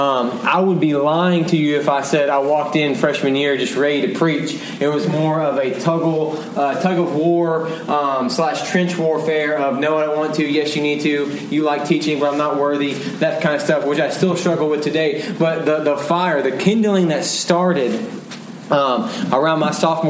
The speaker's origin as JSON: {"language": "English", "town": "Dallas", "region": "Texas", "country": "United States", "tie": "born or raised there", "said": "I was born and raised in Dallas. I love my city. I am a homer"}